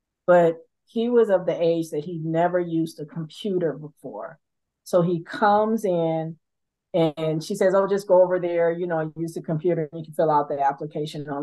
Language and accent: English; Los Angeles, California, United States; I am from South Central LA, so I'm from the hood